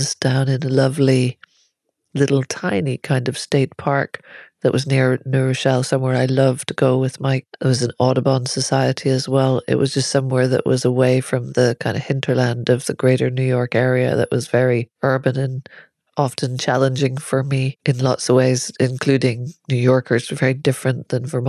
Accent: Ireland; moved away as an adult; I'm Irish

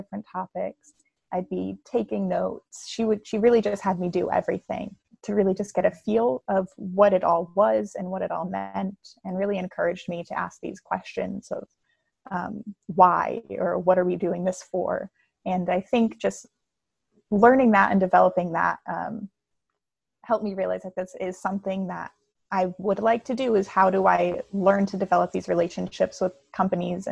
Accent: New Jersey, United States; moved away as an adult; also born or lived in Western New York / Philadelphia; now in Milwaukee, United States; I grew up in New Jersey, lived there my whole life in a small town

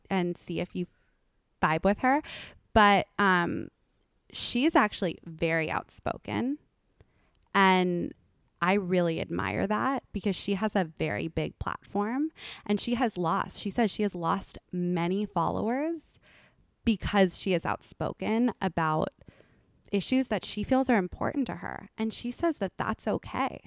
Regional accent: Los Angeles, California, United States; I'm from Lo-, Los Angeles

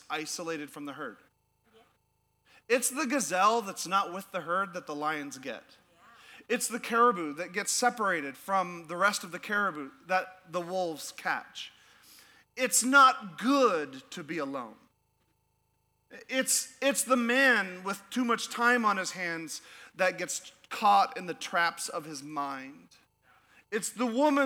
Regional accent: Alaska, United States; moved away as an adult; I'm from Alaska.

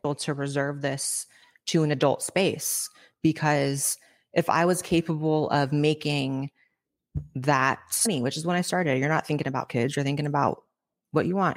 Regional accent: Northern California, United States; moved away as an adult; also born or lived in Los Angeles, United States; now in Austin, United States; I grew up in Northern California

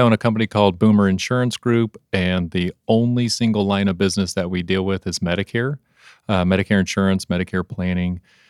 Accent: Oklahoma, United States; I am from Oklahoma.

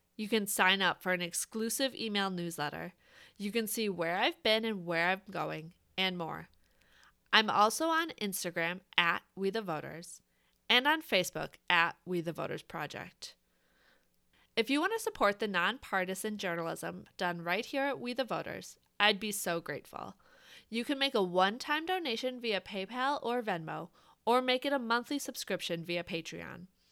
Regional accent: Wisconsin, United States; I grew up in Wisconsin in a close-knit family

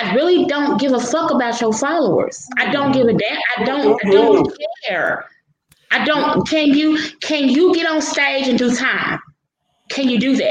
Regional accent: Memphis, Tennessee, United States; I'm from Memphis, Tennessee, right? I'm from Memphis. Pretty much everybody in Memphis knows me

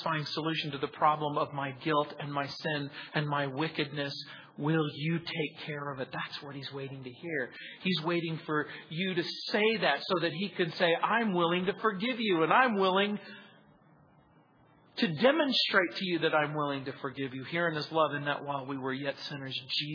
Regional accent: Southern California, United States; I grew up in Southern California

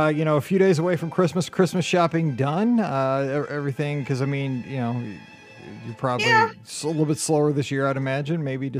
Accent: St. Louis, Missouri, United States; We're both from St. Louis

